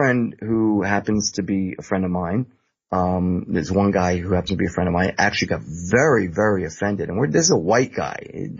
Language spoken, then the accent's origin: English; United States; I am an American.